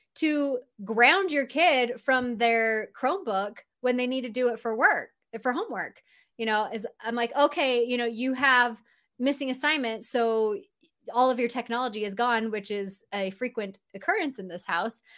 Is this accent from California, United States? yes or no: yes; Southern California, United States; now in Utah, United States; I'm actually from Southern California, but we moved to Utah, uh, about seventeen, maybe almost eighteen years ago now.